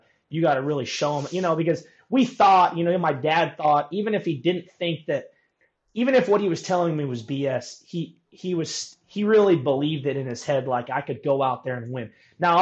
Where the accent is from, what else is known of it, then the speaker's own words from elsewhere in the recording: Napa, California, United States; growing up in Napa